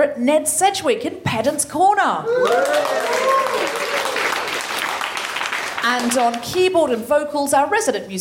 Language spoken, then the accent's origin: English; Australia; I am Australian, but I have dual citizenship with Britain